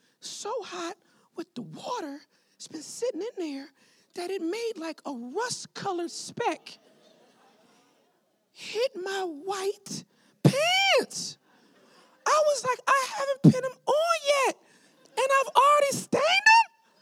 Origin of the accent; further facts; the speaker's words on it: California, United States; I was born and raised in California